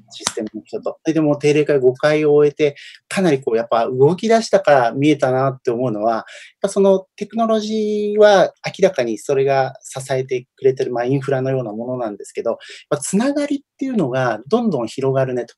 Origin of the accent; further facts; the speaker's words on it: Omuta, Fukuoka, Japan; moved away; also born or lived in Setagaya, Tokyo; 私、福岡県の大牟田 市っていうところの出身で